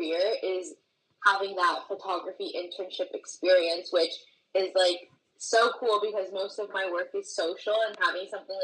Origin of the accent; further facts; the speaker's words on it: Miami, Florida, United States; I was born and raised in the Miami area. And I love living here